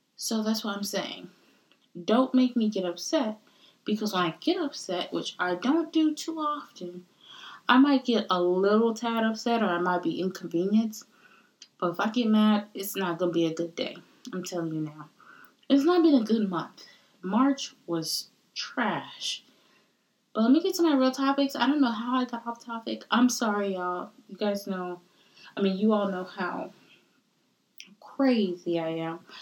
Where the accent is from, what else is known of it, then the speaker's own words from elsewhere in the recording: United States; also born or lived in Caribbean (roots); the very nice and polite version of me is the American version because I was born in America